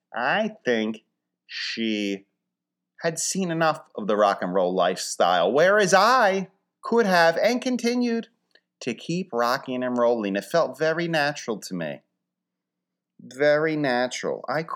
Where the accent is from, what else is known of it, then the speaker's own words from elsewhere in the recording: Philadelphia, Pennsylvania, United States; A big thing, of course, when you're traveling, people say, where are you from? I would say Philly, and people are very, receptive, nice.